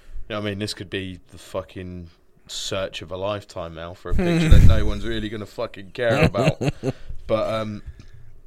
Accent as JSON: {"language": "English", "area": "Norfolk", "region": "East of England", "country": "United Kingdom", "tie": "born or raised there", "said": "I grew up in Norfolk."}